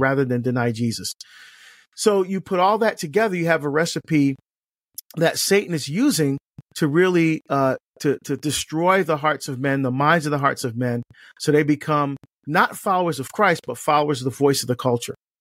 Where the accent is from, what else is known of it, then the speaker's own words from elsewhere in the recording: Barbados; now in United States; I was born in Barbados in the West Indies in, in the Southern Caribbean